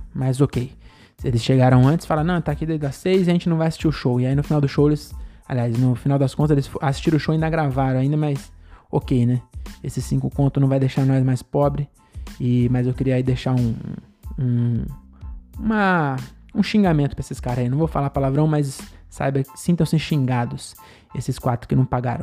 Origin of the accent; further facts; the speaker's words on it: Francisco Morato, São Paulo, Brazil; Francisco Morato, minha cidade, não é minha cidade natal, porque eu nasci em São Paulo, mas eu mudei para Morato com 11 meses